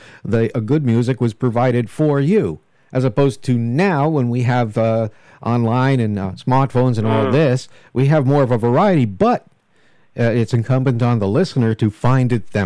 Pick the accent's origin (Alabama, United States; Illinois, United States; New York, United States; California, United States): New York, United States; White Plains; Westchester, White Plains, New York